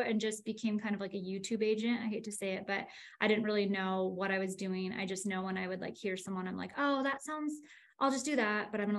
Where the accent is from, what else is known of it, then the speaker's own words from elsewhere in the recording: Northern California, United States; moved away as an adult; now in Utah, United States; I'm from Northern California